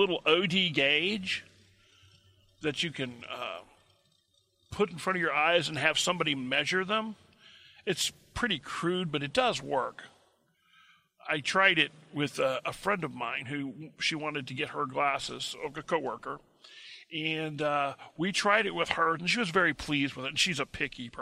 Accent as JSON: {"language": "English", "region": "Missouri", "country": "United States", "said": "I'm from Missouri"}